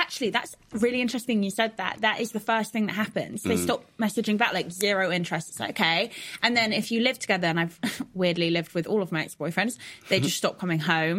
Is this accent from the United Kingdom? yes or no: yes; Manchester, North West England, United Kingdom; born and raised in Manchester.